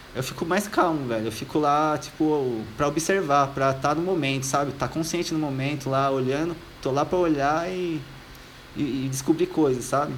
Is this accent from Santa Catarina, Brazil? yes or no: no; São Paulo, Brazil; also born or lived in Australia; eu sou de Jardim Miriam, é uma cidade do lado do Diadema